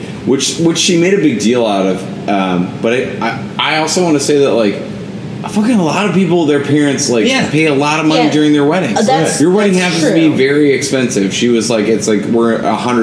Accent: Wisconsin, United States; I'm from Wisconsin

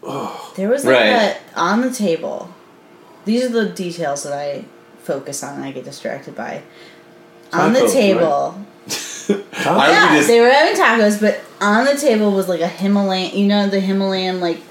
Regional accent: United States; we're from America.

